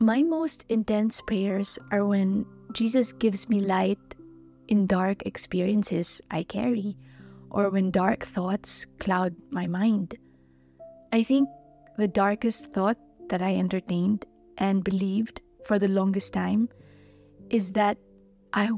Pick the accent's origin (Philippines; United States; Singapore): Philippines; I'm from the Philippines.